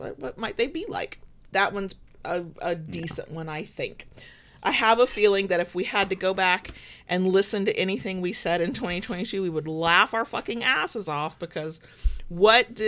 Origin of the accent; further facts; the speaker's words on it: United States; I'm American